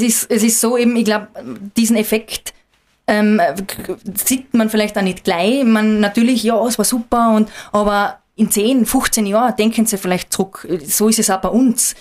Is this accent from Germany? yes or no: no; Austria; Ich bin ähm, in der Nationalpark Hohe Dauernregion aufgewachsen